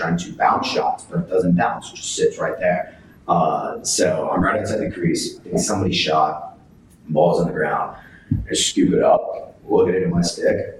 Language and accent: English; Washington, United States; I'm from Washington